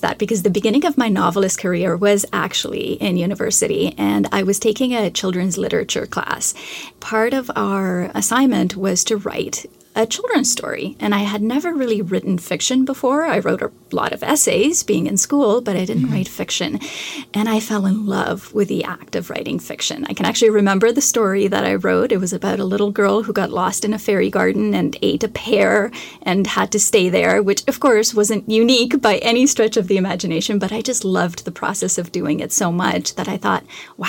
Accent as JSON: {"language": "English", "country": "Canada", "said": "I'm Canadian, so I had to read a great deal of Canadian literature."}